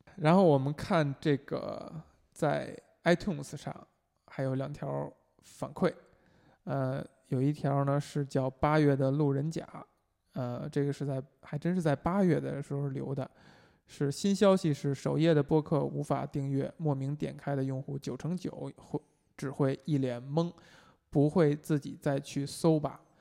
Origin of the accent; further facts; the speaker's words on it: Beijing, China; 我们作为就从小在北京长大的人，本身就是说话不张嘴